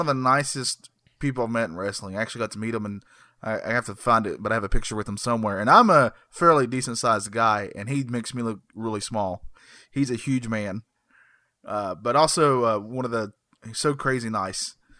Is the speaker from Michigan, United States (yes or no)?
no; Burke County, North Carolina, United States; I live in North Carolina. I was born in North Carolina. Guess which county? Burke County